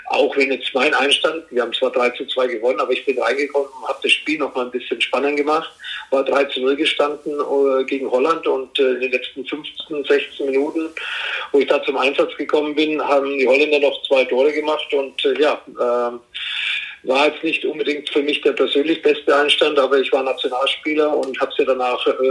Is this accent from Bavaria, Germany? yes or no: yes; Herzogenaurach, Bavaria, Germany; äh, wie viele wissen, äh, bin ich in Herzogenaurach aufgewachsen. Da gibt es zwei Sportschuhfabriken.